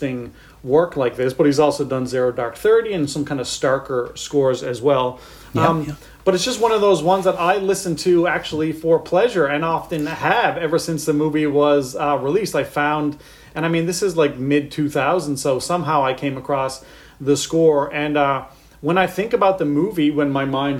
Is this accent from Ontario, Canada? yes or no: no; St. John's, Newfoundland and Labrador, Canada; moved away as an adult; also born or lived in Halifax; I grew up in St. John's, Newfoundland